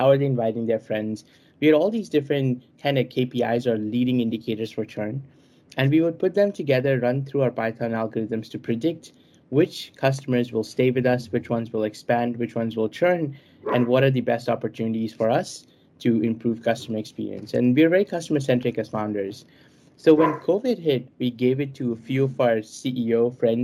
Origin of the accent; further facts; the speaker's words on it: New Delhi, Delhi, India; I was born in New Delhi